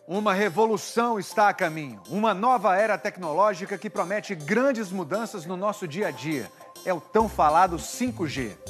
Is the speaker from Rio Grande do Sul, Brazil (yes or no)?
yes; Porto Alegre, Rio Grande do Sul, Brazil; eu sou de Porto Alegre, lá na CRT que é a Companhia Rio Grandense de Telecomunicações